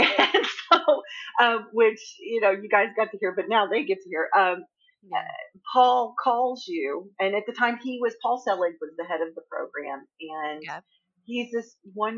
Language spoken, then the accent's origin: English; Northeast Texas, United States; also born or lived in Missouri; now in Tennessee, United States; I grew up in Texas for quite a while. And the day I left Texas, is Northeast Texas